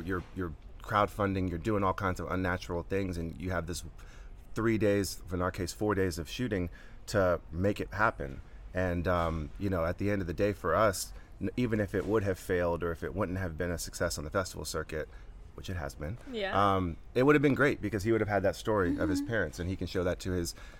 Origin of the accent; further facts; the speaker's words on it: Atlanta, Georgia, United States; So I'm born and raised in Atlanta.